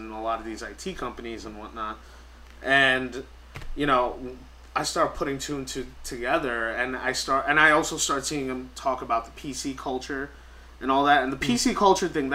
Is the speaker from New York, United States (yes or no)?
yes; New York, United States; I'm born and raised in New York